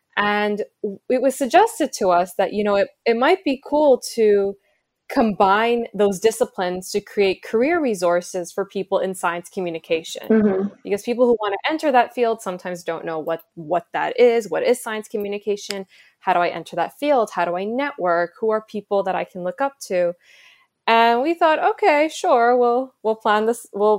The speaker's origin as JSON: {"language": "English", "country": "India", "said": "in many ways I felt represented as an Indian woman."}